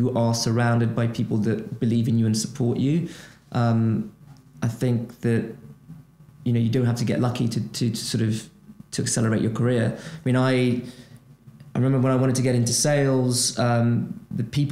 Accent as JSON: {"language": "English", "country": "Brazil", "moved": "as an adult", "said": "I'm originally from Brazil. I'm an economic migrant, right? I moved away from Brazil"}